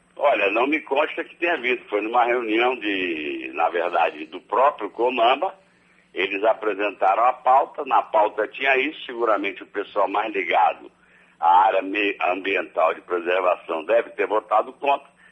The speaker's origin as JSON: {"language": "Portuguese", "country": "Brazil", "said": "eu sou brasileiro"}